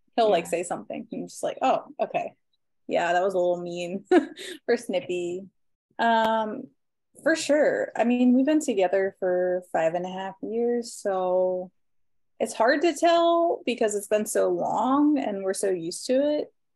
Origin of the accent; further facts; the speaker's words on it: Maryland, United States; now in Rocky River, United States; I'm originally from Maryland, but I currently reside right outside of Cleveland, Ohio, uh, specifically Rocky River